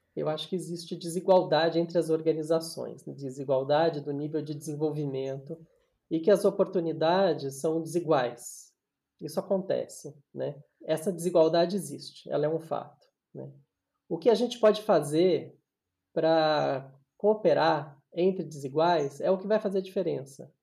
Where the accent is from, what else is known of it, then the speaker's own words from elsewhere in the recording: São Paulo, Brazil; eu nasci em São Paulo